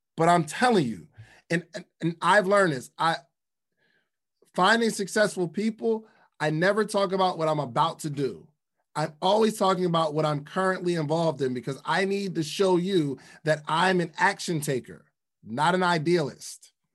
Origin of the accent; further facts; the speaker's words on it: the North, United States; I'm from the North